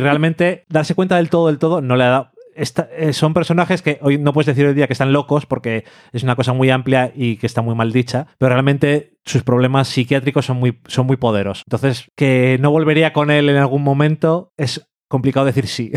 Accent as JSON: {"language": "Spanish", "town": "Burgos", "region": "Castile and León", "country": "Spain", "tie": "born or raised there", "said": "Yo soy nacido y criado en Burgos"}